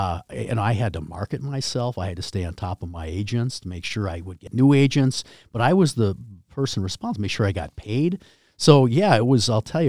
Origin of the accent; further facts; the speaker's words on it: China; I mean, I came from China.